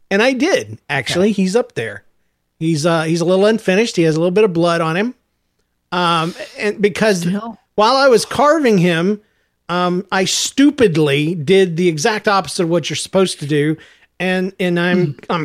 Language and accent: English; Georgia, United States; I'm from Georgia, man.